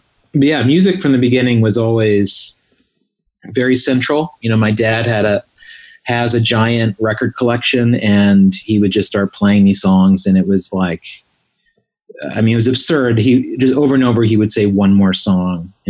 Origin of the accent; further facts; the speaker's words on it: Southwest Virginia, United States; now in Los Angeles, United States; I grew up in Southwest Virginia, right on the border of Virginia and West Virginia, on a farm.